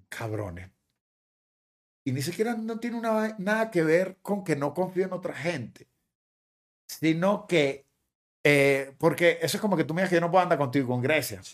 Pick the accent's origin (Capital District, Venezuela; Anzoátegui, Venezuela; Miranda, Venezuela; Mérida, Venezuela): Miranda, Venezuela; Guatire; moved away as an adult; also born or lived in Caracas, Venezuela; now in Miami, United States; toda esa gente con la que me crié y guatire